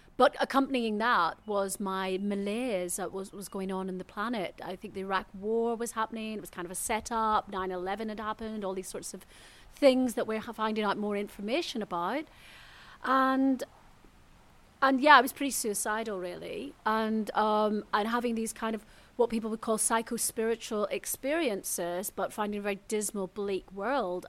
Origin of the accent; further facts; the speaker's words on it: Belfast, Northern Ireland, United Kingdom; moved away; I grew up in Belfast, in Northern Ireland.